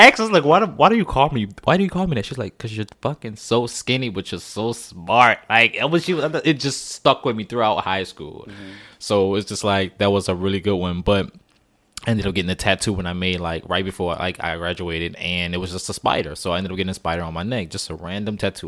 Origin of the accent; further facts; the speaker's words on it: New Orleans, Louisiana, United States; moved away; I'm from New Orleans, born raised.